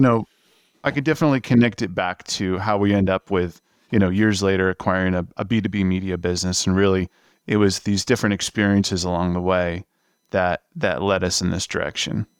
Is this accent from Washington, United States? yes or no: no; New York area, United States; moved away as an adult; also born or lived in Los Angeles; I'm from the New York area.